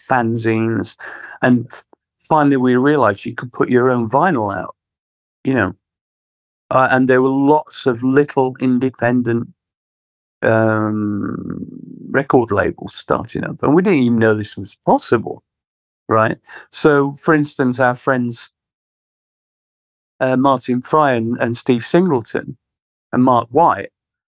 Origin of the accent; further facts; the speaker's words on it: Sheffield, Yorkshire and the Humber, United Kingdom; Well, Sheffield was quite interesting when we were growing up because it was kind of right in the middle of Margaret Thatcher destroying the steel community